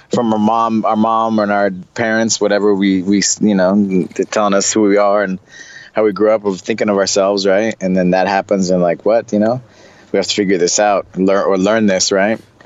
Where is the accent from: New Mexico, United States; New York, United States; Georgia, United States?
New Mexico, United States; Santa Fe; moved away as an adult; also born or lived in Rio de Janeiro, Brazil / Belo Horizonte, Brazil; I was just a kid from Santa Fe, New Mexico